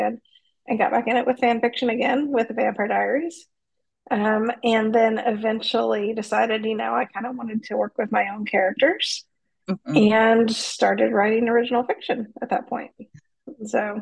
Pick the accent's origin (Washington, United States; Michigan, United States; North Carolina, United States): North Carolina, United States; moved away as an adult; also born or lived in Bay Area, California / San Diego, California; from North Carolina originally